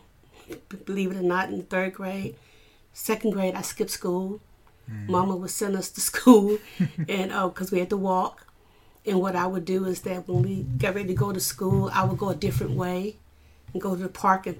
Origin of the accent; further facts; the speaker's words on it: Arkansas, United States; also born or lived in Cleveland, Ohio; I was born in Cleveland, Ohio. And at the age of 8, after the death of our mom, we were brought to Arkansas. So I was raised in Arkansas.